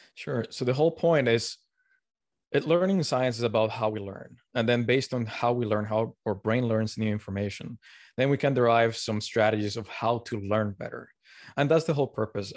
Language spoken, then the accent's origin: English; Colombia; moved away; also born or lived in Canada / Tokyo, Japan / Montreal, Canada; I'm originally from Colombia